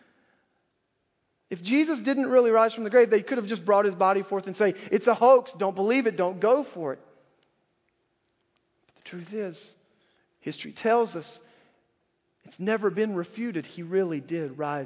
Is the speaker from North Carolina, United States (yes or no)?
yes; North Carolina, United States; when I was a little boy growing up in North Carolina